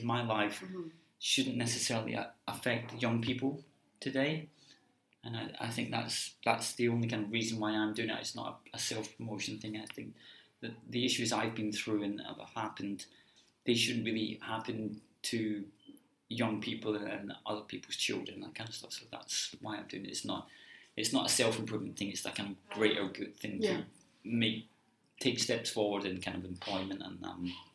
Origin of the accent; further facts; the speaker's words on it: Glasgow, Scotland, United Kingdom; moved away; I come from Glasgow